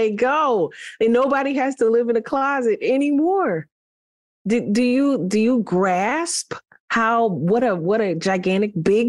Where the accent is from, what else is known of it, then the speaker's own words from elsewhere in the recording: Philadelphia, Pennsylvania, United States; that homosexual men were in an area of the city where I grew up in Philly.